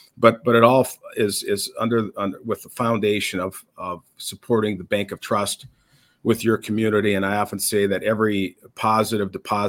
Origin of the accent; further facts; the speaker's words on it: Minnesota, United States; I am from Minnesota, born and raised, and spent my entire life as a resident of this state in different corners of the state.